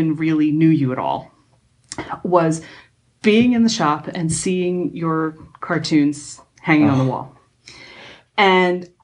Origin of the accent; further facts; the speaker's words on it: York, Pennsylvania, United States; when I was growing up in York, Pennsylvania